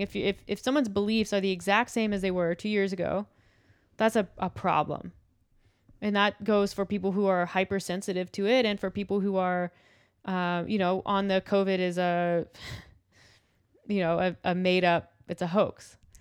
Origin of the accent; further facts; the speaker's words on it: United States; I think I am an American, and I feel proud for that, and it's be- it's part of my identity